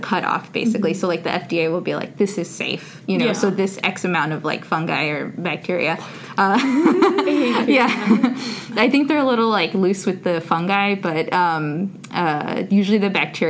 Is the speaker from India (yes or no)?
no; Whittier, California, United States; moved away; also born or lived in San Diego, California; I am originally from Southern California, from a little city that's like a suburb of L.A. called Whittier